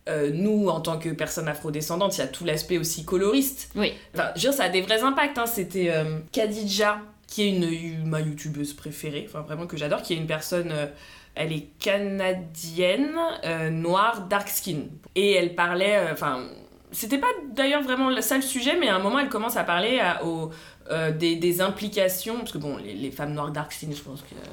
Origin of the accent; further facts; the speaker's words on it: Paris, Île-de-France, France; mais en tant que française parisienne, ne me fais pas croire qu'en en tant que femme métisse, tu vis la même chose que tes potes noirs dark skin.